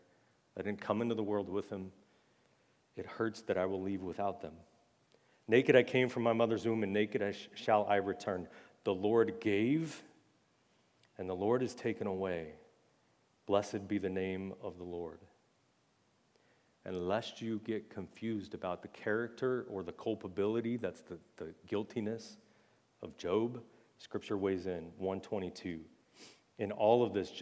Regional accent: United States; as American Christians

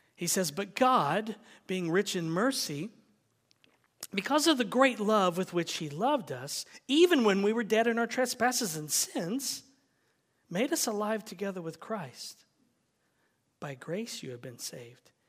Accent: United States; we are American

